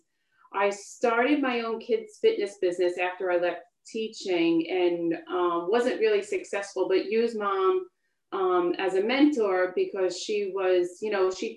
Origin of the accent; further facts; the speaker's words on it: Long Island, New York, United States; I grew up on Long Island